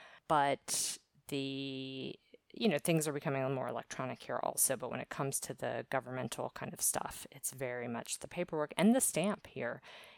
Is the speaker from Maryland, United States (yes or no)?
yes; Maryland, United States; also born or lived in Virginia; now in Valencia, Spain; My location is Valencia, Spain. I'm originally from the East Coast of the U.S., basically Maryland, born in Virginia and lived a lot of places on the East Coast.